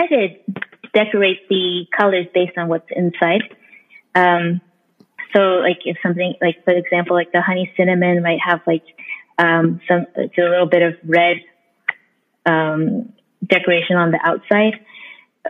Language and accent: English; Oklahoma, United States; now in Oakland, United States; I grew up in Oklahoma, where it's predominantly white